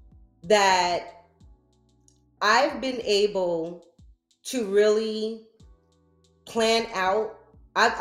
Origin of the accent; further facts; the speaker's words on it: New Rochelle, New York, United States; I'm from New Rochelle, Westchester County